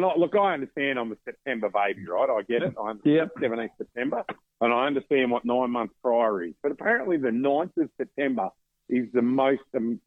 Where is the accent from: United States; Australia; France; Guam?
Australia; Western Australia; We're from West Australia.